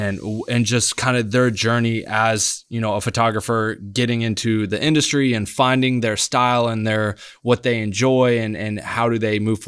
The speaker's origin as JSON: {"language": "English", "region": "Nebraska", "country": "United States", "said": "Like I'm the kid from Nebraska that I just need to go out here and work and get on set and create"}